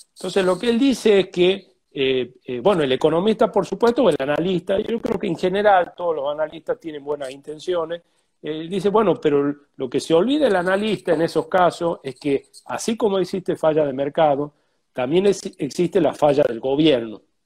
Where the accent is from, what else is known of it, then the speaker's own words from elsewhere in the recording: Tucumán, Argentina; now in Buenos Aires, Argentina; vivo en Buenos Aires, pero soy tucumano.